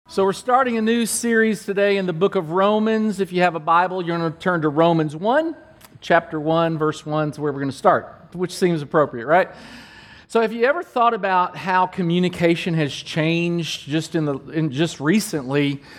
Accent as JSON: {"language": "English", "town": "Danville", "region": "Kentucky", "country": "United States", "tie": "born or raised there", "moved": "yes", "said": "in Kentucky, back in Kentucky, my hometown, in Danville, Kentucky, I'm, I'm Lawrence and Carolyn …'s boy"}